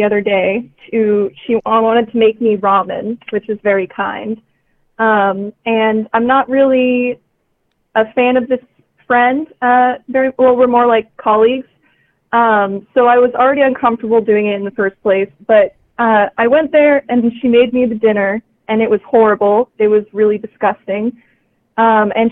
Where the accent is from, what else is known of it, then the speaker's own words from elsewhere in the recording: California, United States; now in Hawaii, United States; I am from California, but I'm currently living in Hawaii